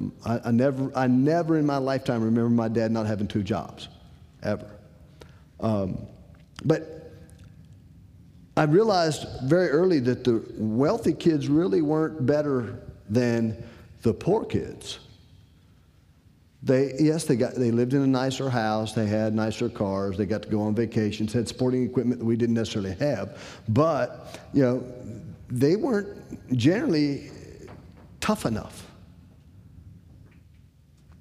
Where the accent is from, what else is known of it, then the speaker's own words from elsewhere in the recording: Decatur, Illinois, United States; moved away; I'm originally from Decatur, Illinois